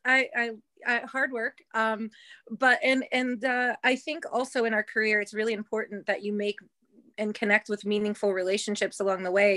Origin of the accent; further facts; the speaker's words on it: Ohio, United States; moved away; also born or lived in Las Vegas / New York City; I'm from Ohio originally.